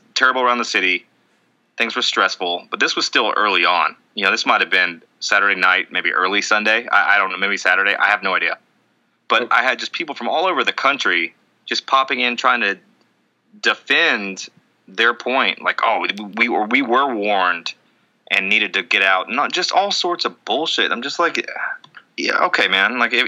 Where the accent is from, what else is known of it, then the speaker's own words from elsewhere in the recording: Tennessee, United States; I'm from Tennessee.